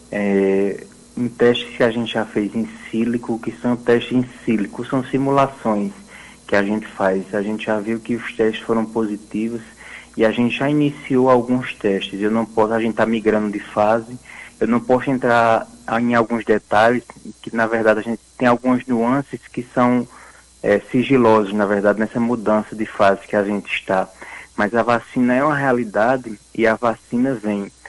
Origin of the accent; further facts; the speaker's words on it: Northeast Region, Brazil; que a gente, como bom nordestino, diz que é um nome enfeitado, né?